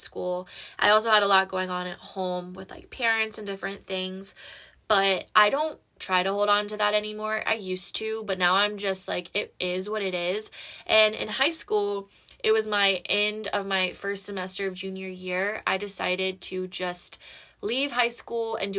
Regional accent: Georgia, United States; I was born and raised in Georgia, and I moved around a lot.

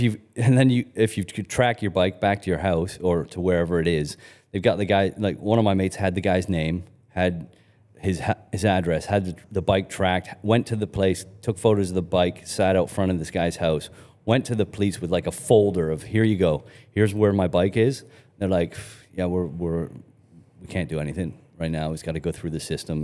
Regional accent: Canada; also born or lived in United Kingdom; when we first moved to Canada from, from the U K

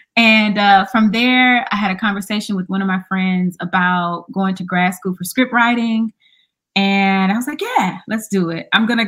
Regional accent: Charlotte, North Carolina, United States; And I'm from North Carolina. People always want to know where you're from. I'm from Carolina, Charlotte. So, you know, bring a little Southern flavor into the stories that I create.

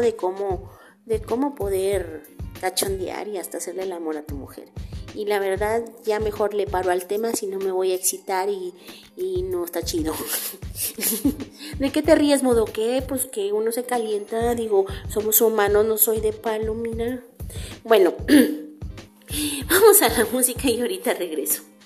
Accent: Tampico, Tamaulipas, Mexico; moved away; Tampico, Tamaulipas, mi tierra natal

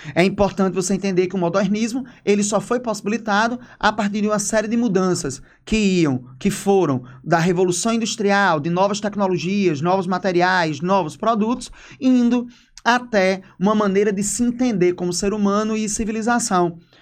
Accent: Brazil

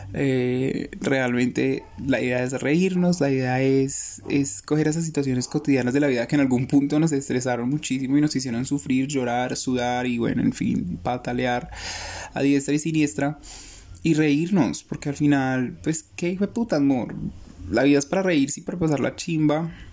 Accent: Colombia; somos colombianos

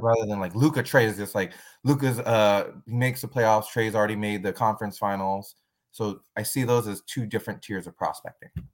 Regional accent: San Francisco, California, United States; I'm originally from San Francisco, and now I live right outside of San Francisco

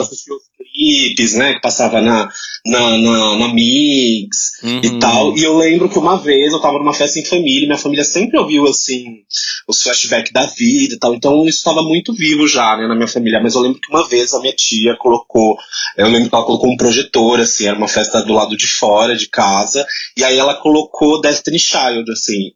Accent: São Paulo, Brazil; eu sou da Zona Oeste de São Paulo

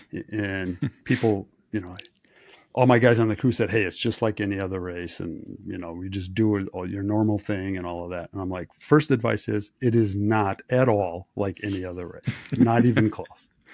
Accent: Wisconsin, United States; I grew up in Wisconsin.

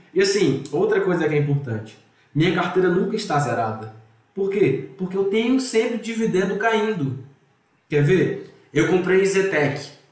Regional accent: Ceará, Brazil; moved away; also born or lived in Rio de Janeiro / Minas Gerais; eu sou cearense

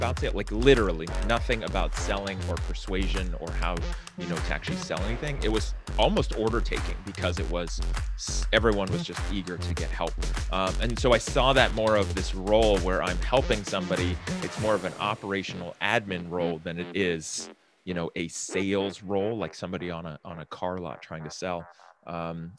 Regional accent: San Francisco Bay Area, California, United States; born or raised there

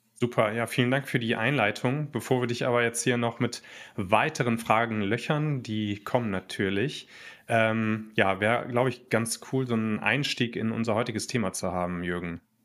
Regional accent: Germany; wir selber ja schon als Deutsche

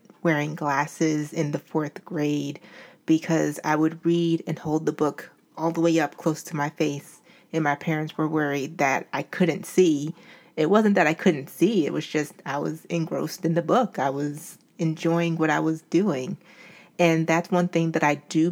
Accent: Albany, New York, United States; moved away as an adult; now in Philadelphia, United States; I grew up in Albany, New York, and came to Philadelphia for college

